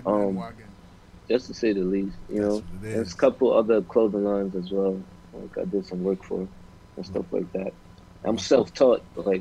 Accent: New York, United States; I'm from New York too.

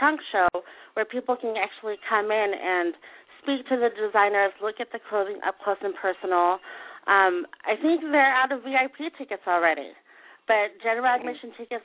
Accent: San Diego, California, United States; this is my hometown, and this is, I love it here

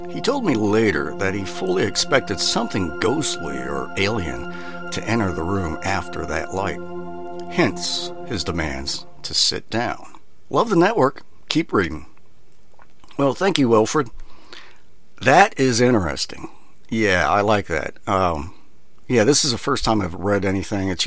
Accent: Minnesota, United States; moved away; I was extremely depressed, homesick. I came from Minnesota.

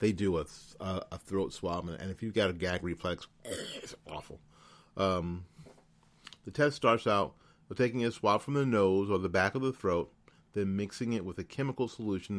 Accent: Florida, United States; also born or lived in New Jersey; I'm from flipping New Jersey, and I've lived all my life in Florida

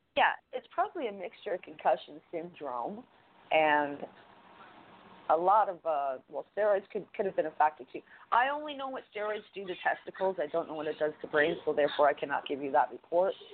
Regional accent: Canada; as a Canadian

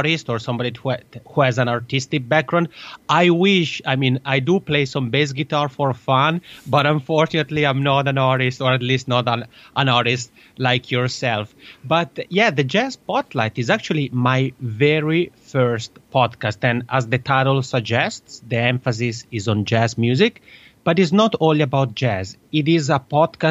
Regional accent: Italy; accent: Italian (macaroni accent); first language Italian; English is a second language; my mother tongue, as people may guess, is Italian because I have this funny macaroni accent

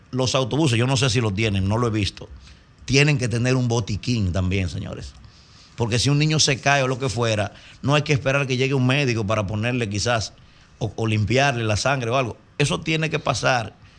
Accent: Dominican Republic; Como dominicano

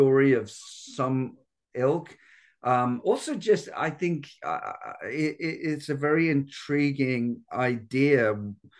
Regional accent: United Kingdom; being a Brit

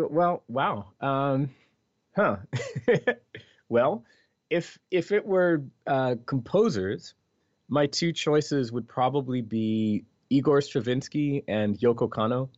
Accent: Philadelphia, Pennsylvania, United States; first language English; I'm from Philadelphia

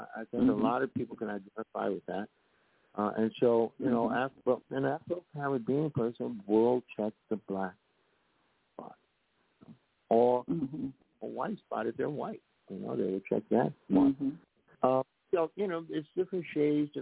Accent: New York City, New York, United States; a city slicker, because I came from the Bronx, New York.

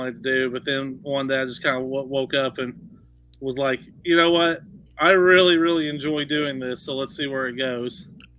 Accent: East Texas, United States; I grew up in East Texas

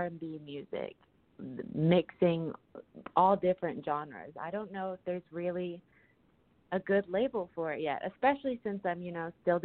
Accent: Hilton Head Island, South Carolina, United States; moved away as an adult; also born or lived in New Orleans; I grew up in Hilton Head, which is like a retirement community

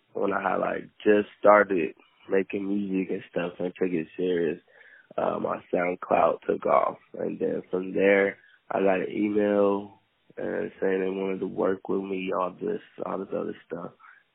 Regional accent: Los Angeles, California, United States; I'm from Pacoima, California

